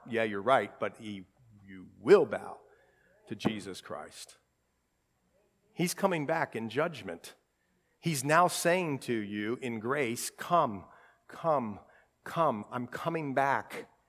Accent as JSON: {"language": "English", "town": "Columbus", "region": "Ohio", "country": "United States", "tie": "born or raised there", "said": "We grew up in Columbus"}